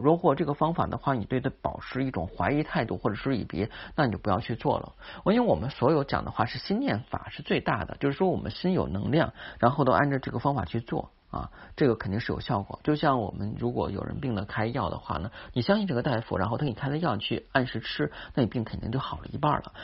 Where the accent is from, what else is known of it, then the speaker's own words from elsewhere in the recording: China; 八月十五，我们中国人的传统佳节